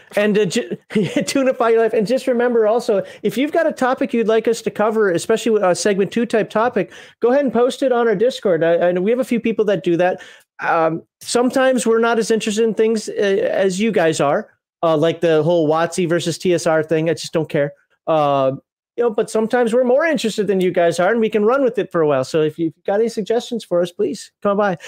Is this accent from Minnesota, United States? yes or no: yes; Minnesota, United States; now in Alabama, United States; I'm from Minnesota